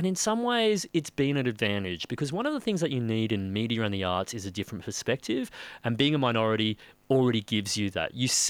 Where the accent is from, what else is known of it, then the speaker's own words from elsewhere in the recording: Sydney, New South Wales, Australia; I grew up school near there.